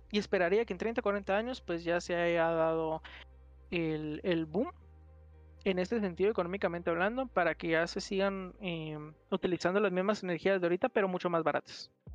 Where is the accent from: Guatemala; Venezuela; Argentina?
Guatemala; a mí como guatemalteco